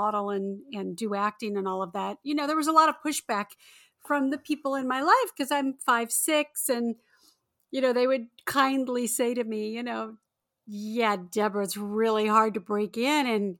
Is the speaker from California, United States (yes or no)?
yes; Torrance, California, United States; also born or lived in Redondo Beach; I'm a Southern California girl. I'm born and raised. I grew up in the South Bay area in Torrance, Redondo Beach, that whole area. And so I was right down the road from Hollywood.